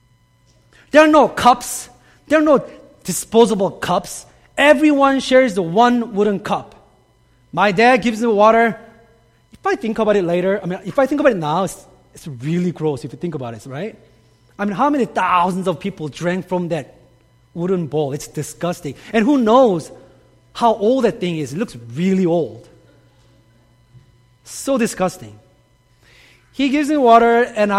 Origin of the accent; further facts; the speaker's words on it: South Korea; moved away; I grew up in Korea, and growing up in Korea, I had some very interesting experiences with living water